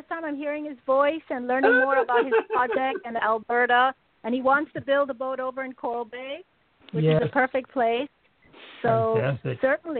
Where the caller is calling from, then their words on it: U.S. Virgin Islands; I'm calling from St. John.